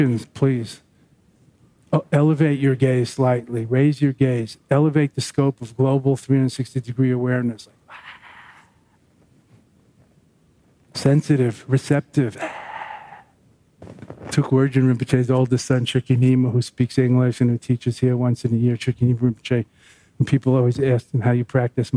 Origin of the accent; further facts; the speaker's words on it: Long Island, New York, United States; when I was growing up in Long Island